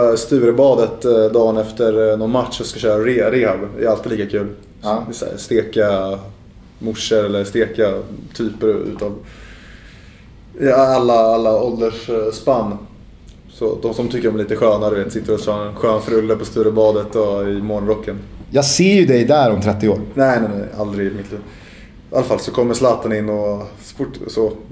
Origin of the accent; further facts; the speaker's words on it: Stockholm, Stockholm County, Sweden; jag är ju stockholmare i Sverige.